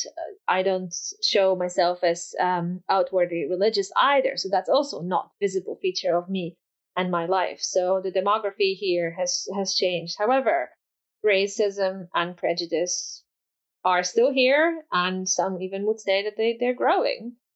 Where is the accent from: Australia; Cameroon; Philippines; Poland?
Poland; first language Polish; English is a second language; moved away; I'm Polish. My first language is Polish. I grew up speaking Polish only.